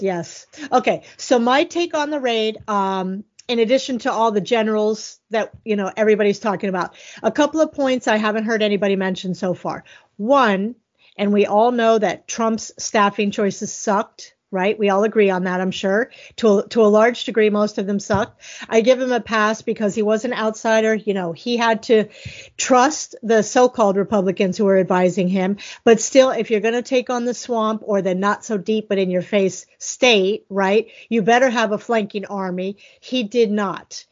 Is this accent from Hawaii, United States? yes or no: no; Miami, Florida, United States; I'm from Miami.